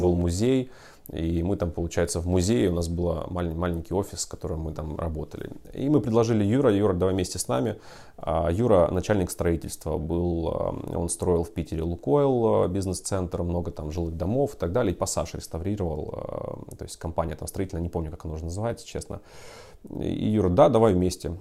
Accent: Ukraine; moved away as an adult; also born or lived in Horlivka; now in Russia; я сам из Украины

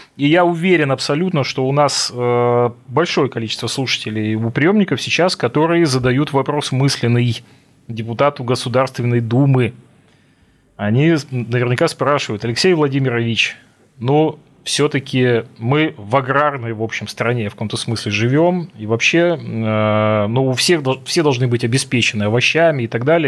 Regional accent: Russian Far East, Russia; я как дальневосточник

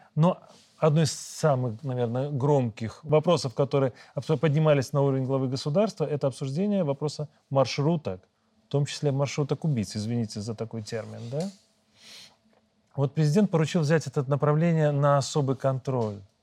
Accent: Belarus; мы, белорусы

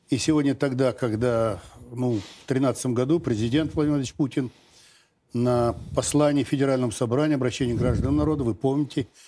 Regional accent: Novosibirsk Oblast, Russia; Из, я из Новосибирского, затем он переехал.

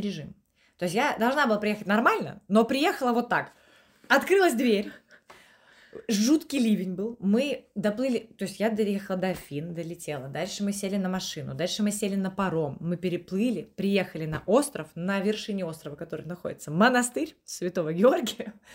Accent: Estonia; moved away as an adult; also born or lived in London; now in Saint Petersburg, Russia; я из Эстонии, у меня европейский паспорт

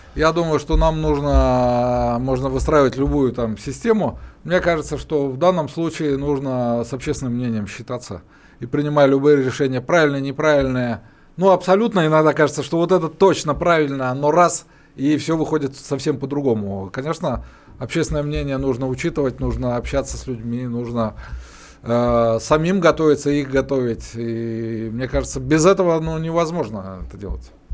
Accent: Urals, Russia; я вот, как и Александр, мы родились на Урале

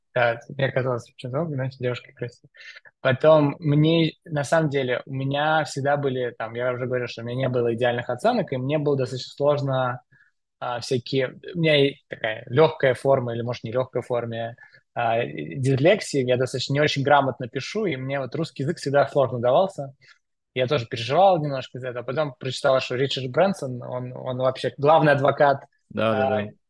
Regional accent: Moscow, Russia; Я э, родился в Москве, учился в школе в Москве

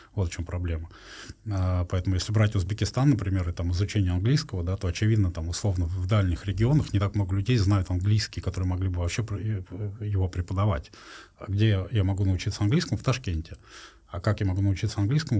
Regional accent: Russia; я из России

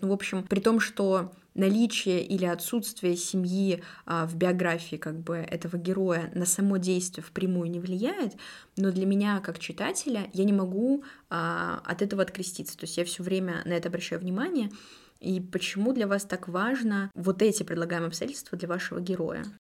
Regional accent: Perm, Perm Krai, Russia; я пермячка

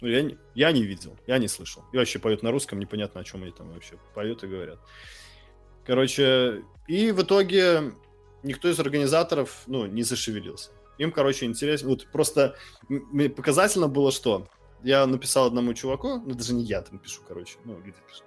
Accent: Mogilev Region, Belarus; first language Russian; moved away; also born or lived in Kharkiv, Ukraine; Я родился в Украине в русскоязычном городе. Я э, вырос в Беларуси в русскоязычном городе

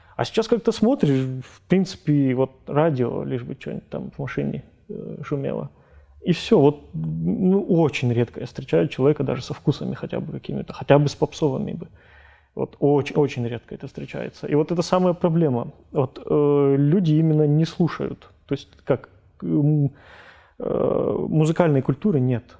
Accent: Kabardino-Balkaria, Russia; moved away; У нас, как бы у нас на родине, там, в КБР

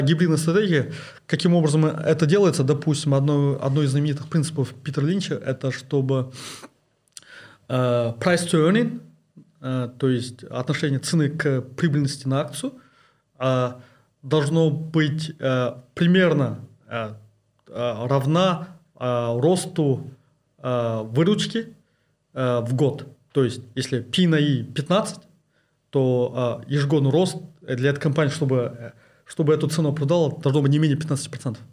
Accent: East Kazakhstan Region, Kazakhstan; moved away as an adult; also born or lived in Kostanay Region / Almaty / London / Kyiv; я родился в Кустанайской области, э, учился э, в Восточно-Казахстанской области

